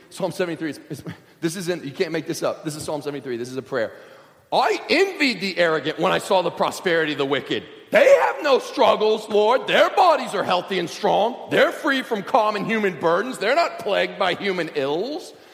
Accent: Kentucky, United States; I grew up in Kentucky, surrounded on three sides by crop fields.

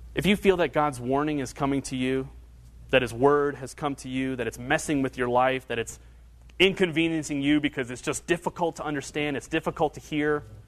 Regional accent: Northern Kentucky, United States; I grew up in Northern Kentucky, went to high school in Northern Kentucky

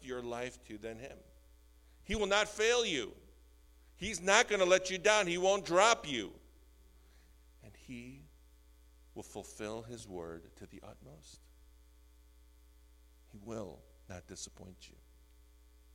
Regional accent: Skokie, Illinois, United States; I grew up in the North Shore in Skokie

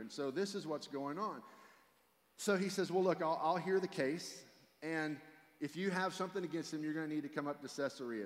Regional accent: Fort Worth, Texas, United States; also born or lived in South Louisiana; I grew up here in Fort Worth, Texas, where 15 minutes early is late.

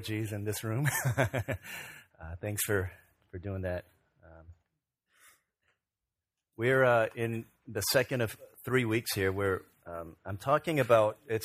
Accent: Virginia, United States; when I was growing up in Virginia

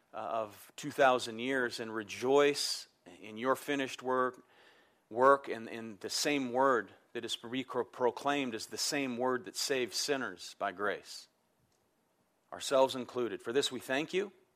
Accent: United States; I'm proud I'm American

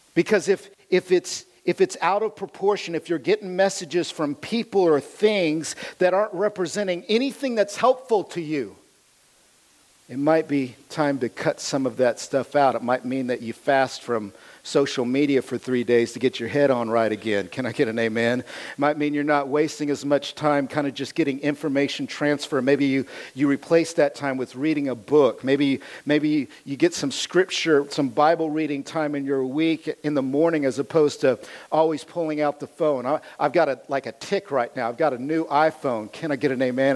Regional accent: United States; I am as American as you can get

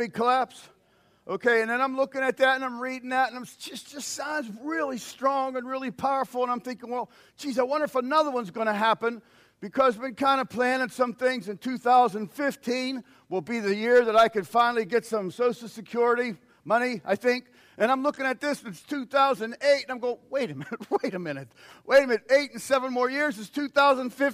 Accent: United States; us as American Christians

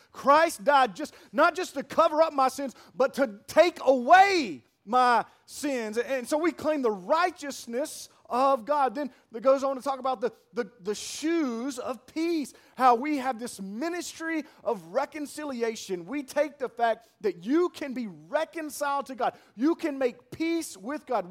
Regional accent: Pearl, United States; I'm from Pearl

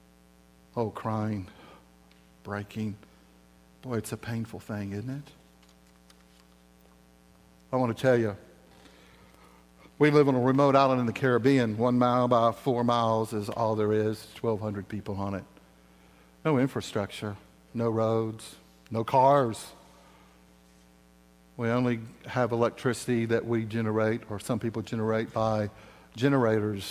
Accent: the South, United States; I'm from the South

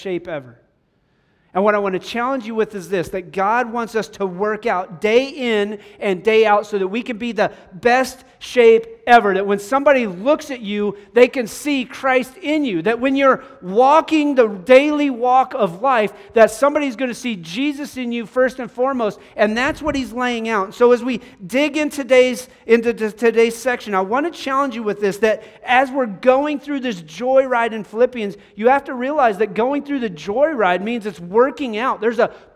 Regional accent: Cheyenne, Wyoming, United States; moved away; Growing up in Cheyenne, Wyoming, we had the C-130s were right there

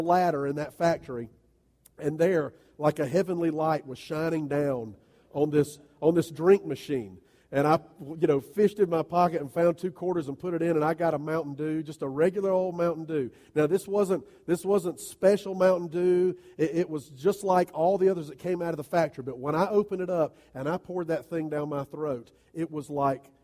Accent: United States; as American followers of Jesus

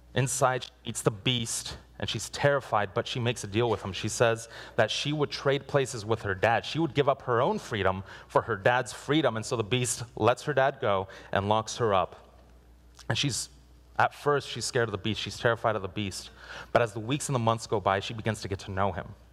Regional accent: Guatemala; moved away; I was born in Guatemala, and I went with my parents

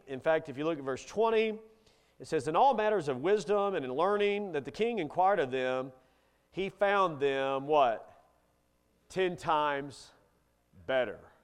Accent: Kentucky, United States; I grew up in Kentucky

